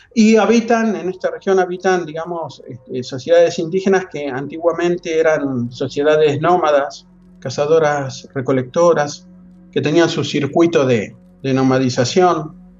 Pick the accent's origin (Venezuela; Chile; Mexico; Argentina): Argentina; La Plata, Buenos Aires Province; accent: Argentine; moved away as an adult; now in Madrid, Spain; soy argentino, soy de La Plata, cerca de, una, es una ciudad cerca de Buenos Aires